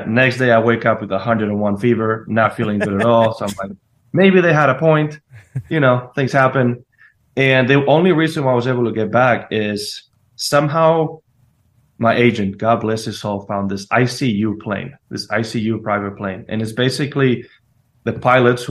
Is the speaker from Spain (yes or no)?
yes; Spain; born or raised there